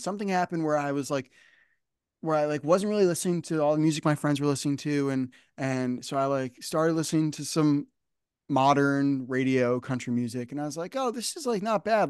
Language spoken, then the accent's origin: English; New Jersey, United States; I grew up I grew up here in New Jersey